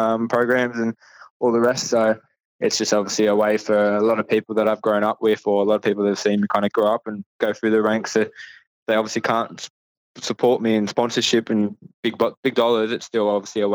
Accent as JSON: {"language": "English", "town": "Penrith", "region": "New South Wales", "country": "Australia", "said": "I'm from Penrith"}